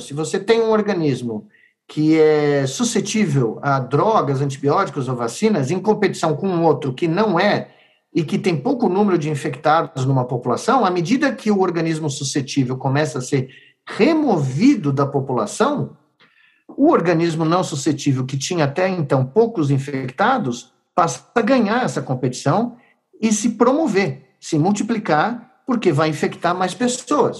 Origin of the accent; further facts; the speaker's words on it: Brazil; nos anos que me restam como brasileiro